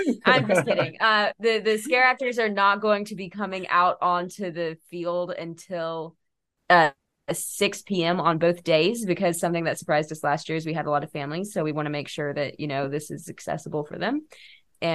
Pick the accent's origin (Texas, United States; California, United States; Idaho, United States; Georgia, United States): Georgia, United States; two people who were born and raised in Georgia